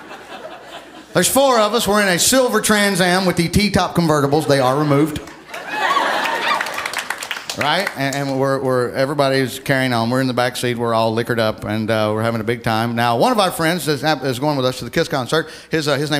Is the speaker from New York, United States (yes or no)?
no; Alabama, United States; moved away